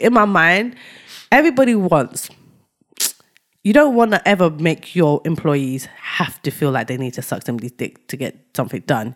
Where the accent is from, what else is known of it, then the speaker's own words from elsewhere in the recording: United Kingdom; we're black British, but we're from Ni-, but we've got, we're Nigerian descent